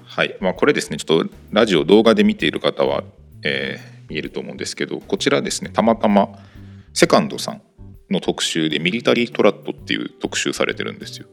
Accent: Kanto, Japan; 生まれは僕自体は関東

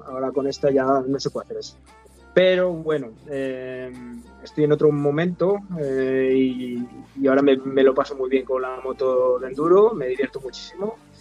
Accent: Zamora, Castile and León, Spain; Soy de Zamora, vivo en Zamora, nací en Zamora, soy zamorano

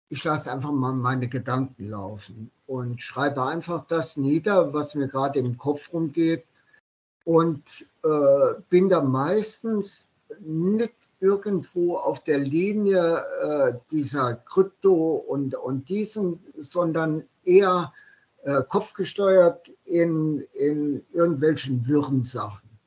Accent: Saarland, Germany; born there; Äh, genau so, ja. Genau fünf Kilometer von meinem äh, Geburtsort entfernt.

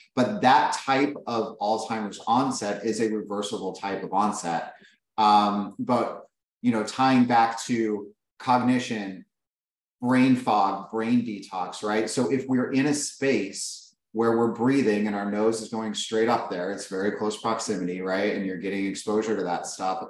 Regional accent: Las Vegas, Nevada, United States; I grew up in Vegas.

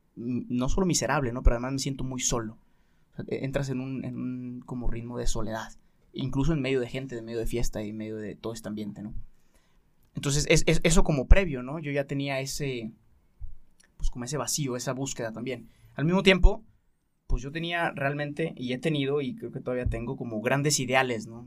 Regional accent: Guadalajara, Jalisco, Mexico; hice un año de universidad aquí en Guadalajara, soy de Guadalajara

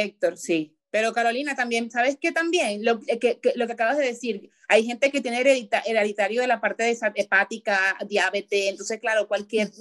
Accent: El Limón, Aragua, Venezuela; Yo fui vecina toda la vida en el Limón, yo viví toda mi, yo soy del Limón

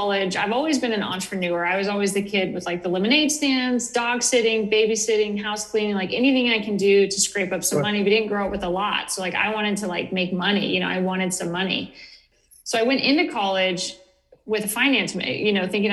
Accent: Northern California, United States; moved away as an adult; also born or lived in Portland; I grew up in Northern California, very rural, very conservative area

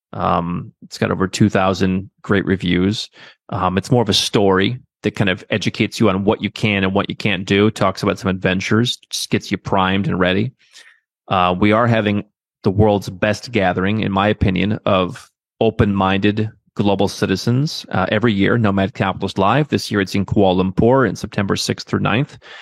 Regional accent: Cleveland, Ohio, United States; moved away as an adult; I grew up in Cleveland

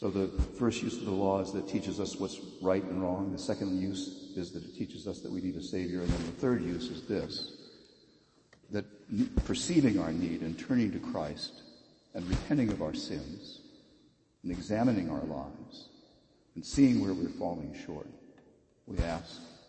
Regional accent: the South, United States; I grew up in the South with legal segregation.

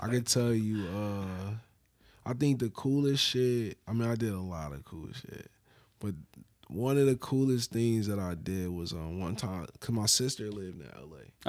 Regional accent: Buffalo, New York, United States; growing up in Buffalo

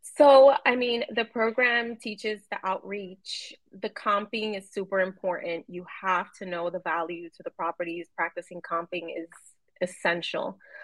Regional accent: New York City, New York, United States; somebody I grew up with in New York City

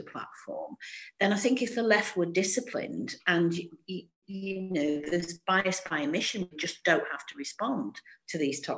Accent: Stockport, North West England, United Kingdom; I'm from Stockport as well

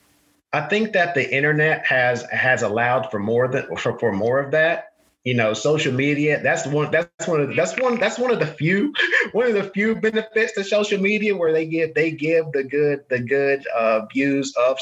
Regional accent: the South, United States; you know, I grew up in the South. And you know, I had biases against people as well. And I'm a minority.

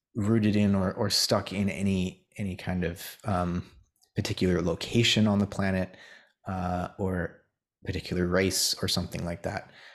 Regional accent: United States; as an American

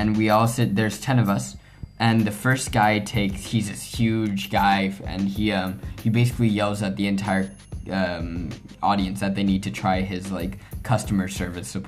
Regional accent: Mexico; hosting it in my hometown

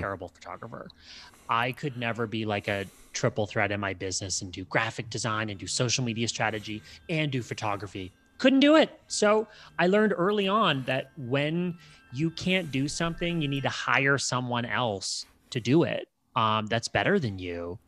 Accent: Canada; I'm Canadian

